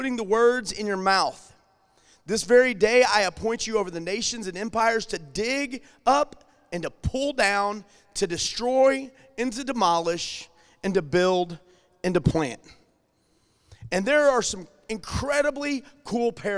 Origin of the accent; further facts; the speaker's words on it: Alton, Illinois, United States; moved away as an adult; now in St. Charles County, United States; whenever we moved from Alton over to St. Charles County